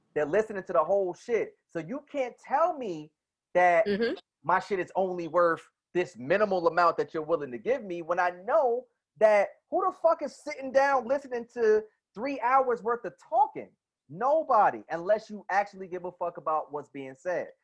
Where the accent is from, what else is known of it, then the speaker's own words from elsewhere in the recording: New Jersey, United States; I'm from Jersey.